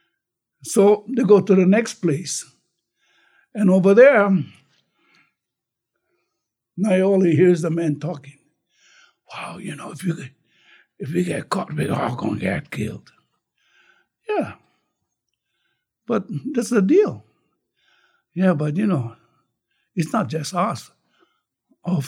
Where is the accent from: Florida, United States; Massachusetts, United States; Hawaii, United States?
Hawaii, United States; North Kohala; also born or lived in Waianae, Oahu; when I was growing up in Koala, we never called that Koala High